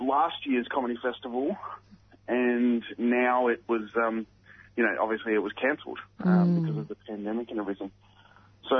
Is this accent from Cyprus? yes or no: no; Ipswich, Queensland, Australia; I'm from Queensland, and Goodna is around where I grew up. I grew up in that area that I grew up in, the suburb next to it called Redbank